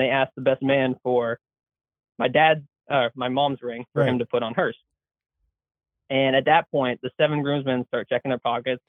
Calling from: Massachusetts, United States; I'm from Southeast Mass, so the only part of Mass that, in my mind, really exists.

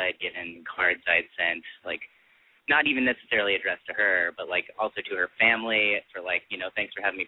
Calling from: Hollywood, California, United States; from Hollywood. Mid-20s.

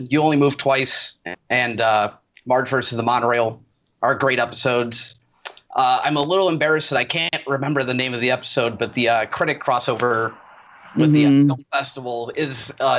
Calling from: Chicago, Illinois, United States; Chicago, Illinois.

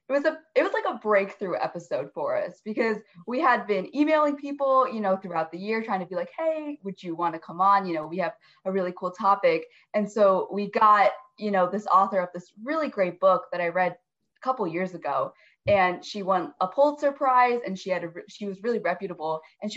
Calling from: Fairfax, Virginia, United States; We are from Fairfax, Virginia, very close to DC.

